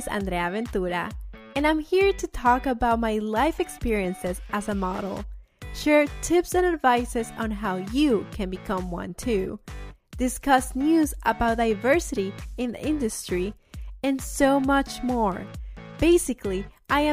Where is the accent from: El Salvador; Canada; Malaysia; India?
El Salvador; now in Maryland, United States; I'm from El Salvador, so it's like summer weather all